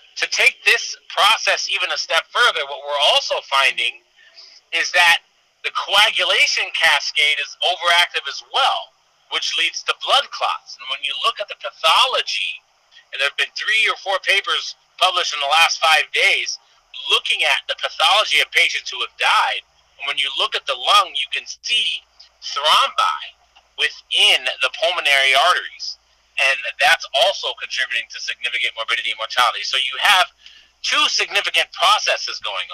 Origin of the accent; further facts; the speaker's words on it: Sacramento, and San Francisco, Northern California, United States; also born or lived in Iowa City, Iowa / Kansas City; now in Southern California, United States; I grew up in Northern California, Sacramento, and San Francisco